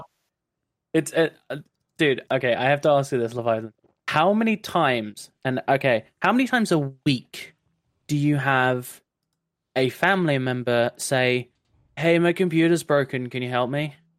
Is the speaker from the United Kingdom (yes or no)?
yes; London, United Kingdom; also born or lived in Brighton; I'm an engineer uh, currently working in Brighton, uh, though I am from London